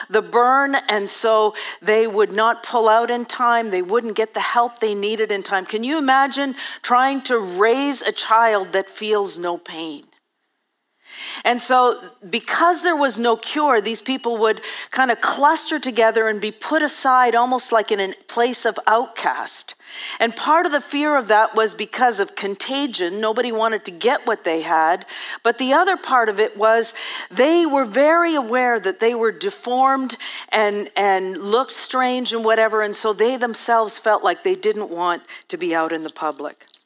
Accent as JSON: {"language": "English", "country": "Ethiopia", "tie": "born or raised there", "said": "I grew up in Eastern Africa and Eastern Ethiopia, and actually, I grew up before 1980, so before there was actually a cure."}